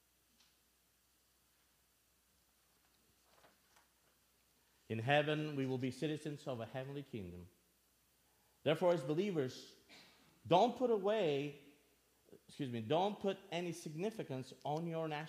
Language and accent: English; Albania; now in United States; I'm originally from Albania. For those of you that don't know me, I grew up in Albania and moved to the States in 1996